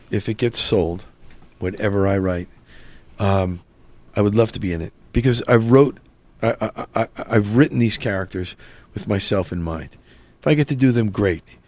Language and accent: English; New Jersey, United States; I'm from North Jersey